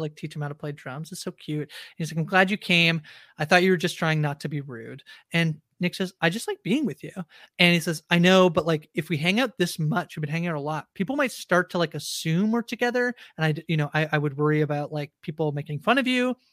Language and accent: English; Canada; I know I'm Canadian